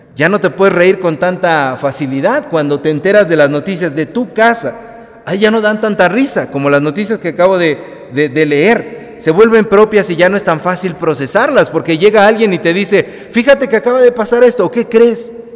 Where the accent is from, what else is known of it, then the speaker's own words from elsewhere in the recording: Mexico; esos somos los mexicanos